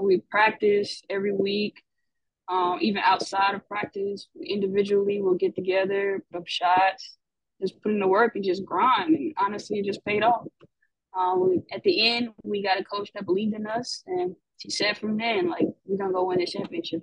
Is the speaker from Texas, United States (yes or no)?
no; Atlanta, Georgia, United States; I'm from Atlanta, Georgia